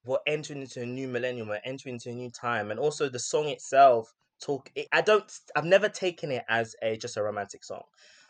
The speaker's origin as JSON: {"language": "English", "country": "United Kingdom", "said": "about my culture, especially as a British Ghanaian, or all the different intersectional facets of me"}